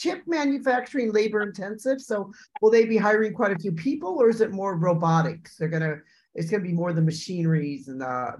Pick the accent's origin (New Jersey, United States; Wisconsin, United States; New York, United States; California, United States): Wisconsin, United States; I'm from Wisconsin, where Foxconn was.